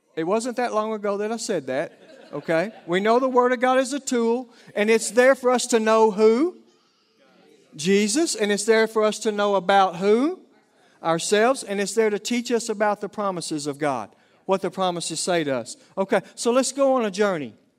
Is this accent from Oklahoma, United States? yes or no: yes; Oklahoma, United States; accent: Oklahoma lingo; southern accent; my Oklahoma lingo